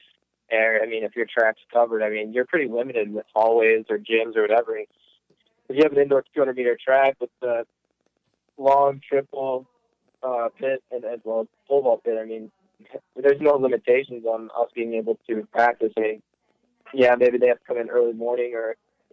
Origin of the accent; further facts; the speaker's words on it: Illinois, United States; moved away as an adult; also born or lived in Woodstock, Illinois / Dubuque, Iowa; now in Sun Prairie, United States; I'm originally from Illinois